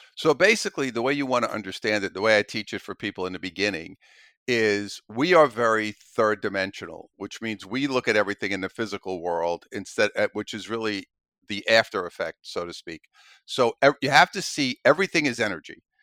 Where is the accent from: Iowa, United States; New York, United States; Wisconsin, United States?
New York, United States; New York City; I'm originally from Brooklyn, New York, grew up there as a kid